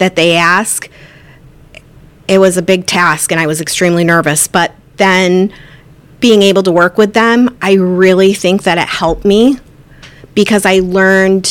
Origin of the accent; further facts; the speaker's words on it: Westmoreland, New York, United States; also born or lived in Camillus; now in Lincoln, United States; my parents live in Westmoreland, and that's where I grew up